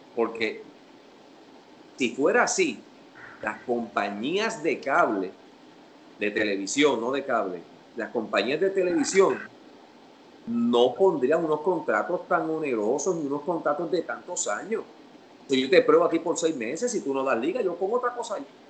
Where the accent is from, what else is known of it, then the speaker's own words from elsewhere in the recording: Puerto Rico; En Puerto Rico, para la época en la que yo me criaba